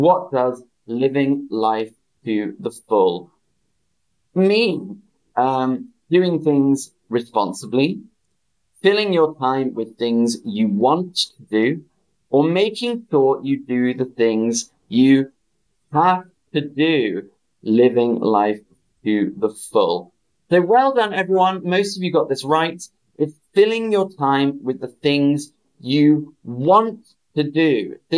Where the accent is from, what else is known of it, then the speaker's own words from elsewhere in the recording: United Kingdom; I'm British